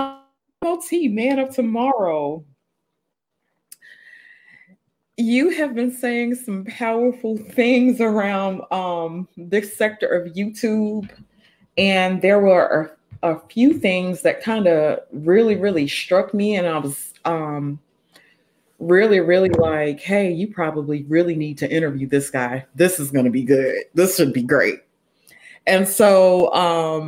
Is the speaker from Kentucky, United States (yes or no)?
no; Greenwood, Mississippi, United States; I'm from Greenwood, so I'm a Delta bro.